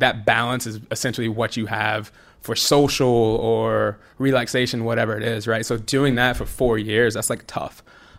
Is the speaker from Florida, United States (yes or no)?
no; Rome, Georgia, United States; I went to college, ended up at Georgia Tech, which is like right down the street from Rome. It's about an hour away.